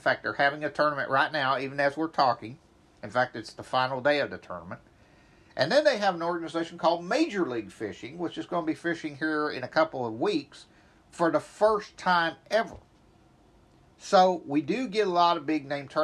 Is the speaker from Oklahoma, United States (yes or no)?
yes; Grove, Oklahoma, United States; my hometown, Grove, Oklahoma